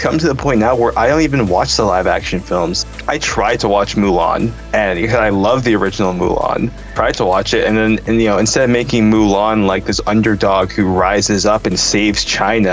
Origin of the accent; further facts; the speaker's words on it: Canada; I told people I was from Canada